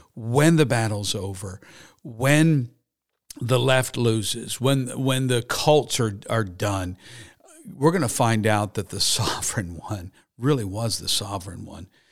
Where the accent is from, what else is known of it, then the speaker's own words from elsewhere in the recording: Harrisburg, Pennsylvania, United States; I grew up in Harrisburg, Pennsylvania.